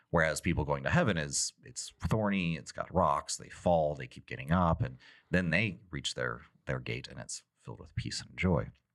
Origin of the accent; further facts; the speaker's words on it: Texas, United States; when I grew up in Texas